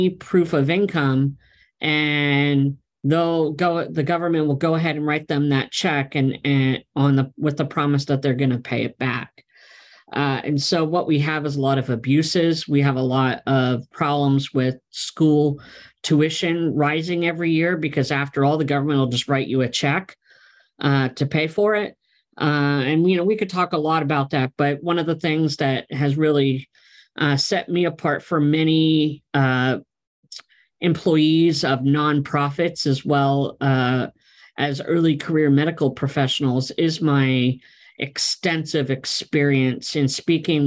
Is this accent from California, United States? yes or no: no; Pennsylvania, United States; moved away as an adult; also born or lived in West Coast; My wife and I relocated from the West Coast back to my home state of Pennsylvania